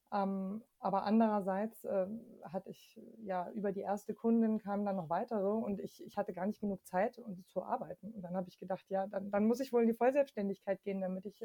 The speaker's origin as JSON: {"language": "German", "town": "Munich", "region": "Bavaria", "country": "Germany", "tie": "born there", "said": "Ähm, und deswegen bin ich zum Beispiel in München geboren und habe dann in ganz vielen verschiedenen Bundesländern gelebt, einfach immer wieder aus verschiedenen Gründen und auch in verschiedenen Ländern."}